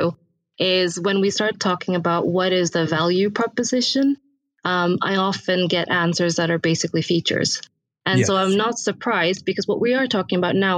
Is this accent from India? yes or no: yes; India; I was born in India, raised there